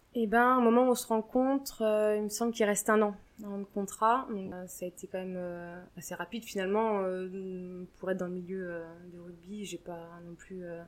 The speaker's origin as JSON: {"language": "French", "area": "Deux-Sèvres", "region": "Nouvelle-Aquitaine", "country": "France", "moved": "yes", "lives_now": "Mâcon, France", "said": "moi je viens des Deux-Sèvres"}